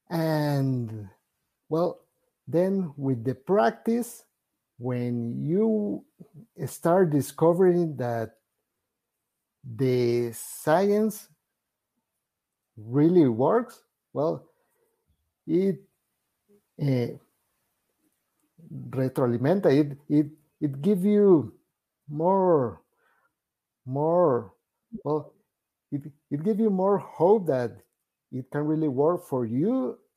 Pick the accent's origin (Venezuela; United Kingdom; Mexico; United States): Venezuela; first language Spanish; English is a second language; actually I am Venezuelan, so my first first language is Spanish